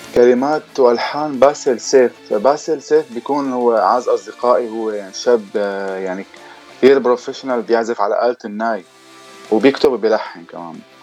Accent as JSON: {"language": "Arabic", "town": "Damascus", "region": "Damascus Governorate", "country": "Syria", "also_born_or_lived": "Lebanon", "moved": "yes", "lives_now": "London, United Kingdom", "said": "انا الاصل آه، سوري من الشام كنت عايش في لبنان وهلا مقيم بلندن"}